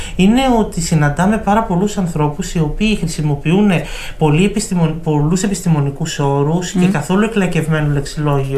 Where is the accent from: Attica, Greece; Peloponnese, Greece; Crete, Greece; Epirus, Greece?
Epirus, Greece; Ioannina; Εμένα η καταγωγή μου είναι από τα Γιάννενα